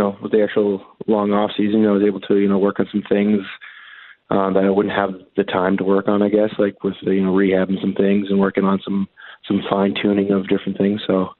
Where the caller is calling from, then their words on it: Riverview, New Brunswick, Canada; Riverview, New Brunswick.